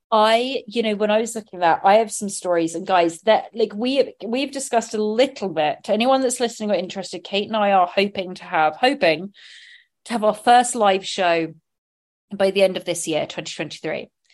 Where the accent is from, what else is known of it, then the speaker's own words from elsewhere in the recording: Sonning Common, South East England, United Kingdom; my growing up, my church where I had my first uh, communion, my bap- baptism, my first communion, my confirmation, was all in St. Michael's Church in Sonning Common, Oxfordshire, England